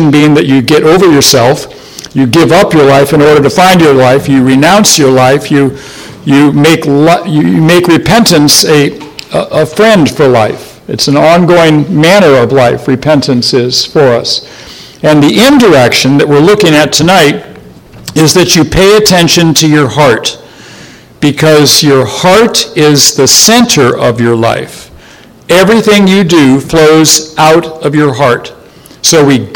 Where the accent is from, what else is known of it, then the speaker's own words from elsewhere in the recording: Ohio, United States; moved away; where I grew up over in Ohio